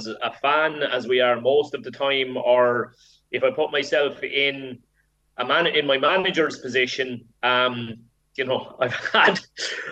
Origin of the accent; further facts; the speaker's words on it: Ireland; as Irish people